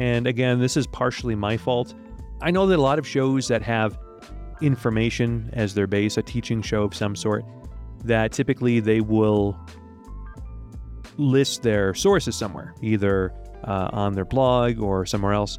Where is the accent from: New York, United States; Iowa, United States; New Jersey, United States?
New York, United States; Rochester; moved away as an adult; also born or lived in Rome, Italy / Ecuador; I'm from New York originally, upstate New York, the city of Rochester. That's where I was born, and that's where I grew up